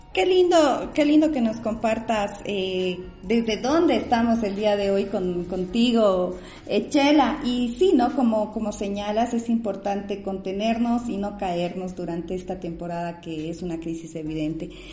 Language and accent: Spanish; Bolivia; a los bolivianos y las bolivianas nos cuesta tanto aceptarlo